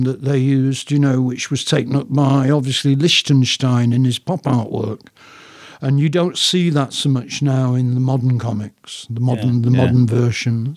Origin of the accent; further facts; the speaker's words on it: Stockport, North West England, United Kingdom; I was born in Stockport, Cheshire, and brought up nearby in a village called Hazel Grove